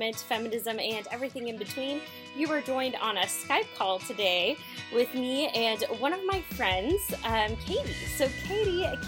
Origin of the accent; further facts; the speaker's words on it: Texas, United States; now in Seattle, United States; I'm actually from Texas